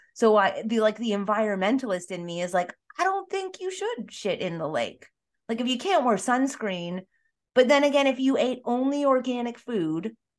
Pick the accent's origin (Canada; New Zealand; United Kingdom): Canada; Toronto, Ontario; I'm from Toronto.